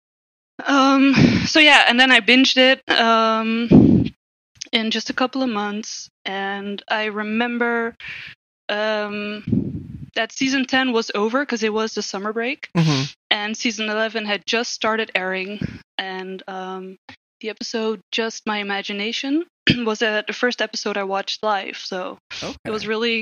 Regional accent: Netherlands; I'm from the Netherlands, which is in Europe

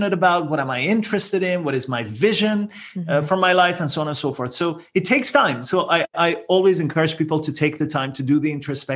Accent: Iran; moved away as an adult; also born or lived in Netherlands; now in Toronto, Canada; I'm originally from Iran, but then my wife and I moved to the Netherlands and eventually we landed in Toronto, Canada.

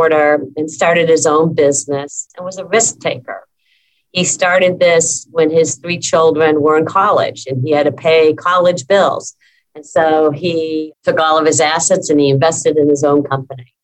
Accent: Massachusetts, United States; I grew up in Massachusetts in a small town.

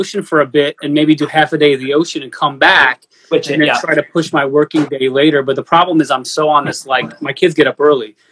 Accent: New York, United States; I'm a New Yorker, I talk fast

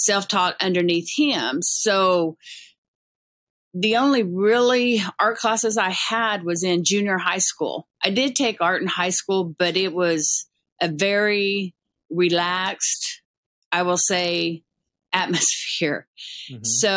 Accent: Cherokee Heights, Oklahoma, United States; the home that we lived in Cherokee Heights

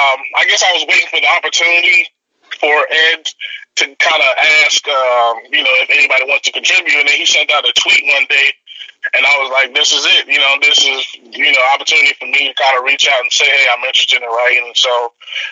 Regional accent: DR Congo; now in United States; I'm originally from Democratic Republic of Congo in Africa

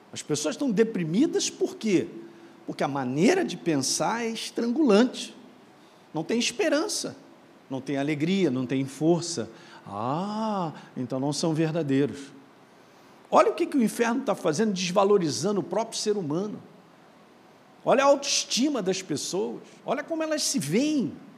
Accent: Minas Gerais, Brazil; moved away; lá em Minas, onde eu nasci

